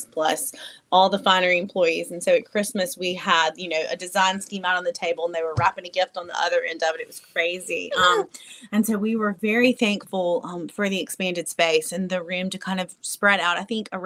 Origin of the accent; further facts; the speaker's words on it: North Mississippi, United States; now in Jackson, United States; I'm from North Mississippi.